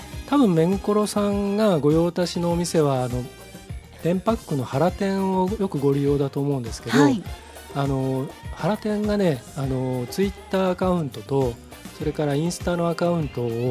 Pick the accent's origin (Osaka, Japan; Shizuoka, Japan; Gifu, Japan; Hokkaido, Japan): Shizuoka, Japan; Hamamatsu; moved away as an adult; now in Nagoya, Japan; 地元が浜松